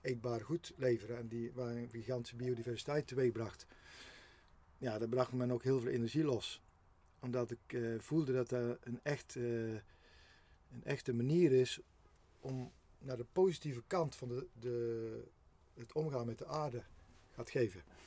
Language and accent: Dutch; Geffen, North Brabant, Netherlands; op dit moment zijn we op de, eigenlijk kan ik zeggen, mijn geboortegrond. Heel bijzonder. Mijn vader en moeder hebben hier vroeger een boerderijtje gerund